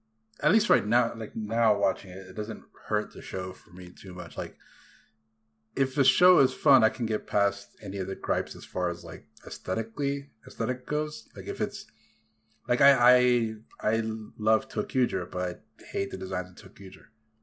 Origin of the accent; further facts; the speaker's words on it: the South, United States; when you're from the South like us